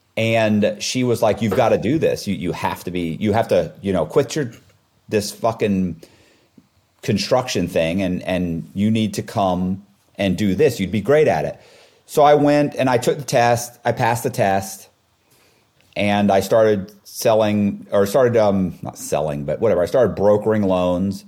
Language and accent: English; Temple Terrace, Florida, United States; I grew up in Temple Terrace, it's kind of like a suburb of Tampa.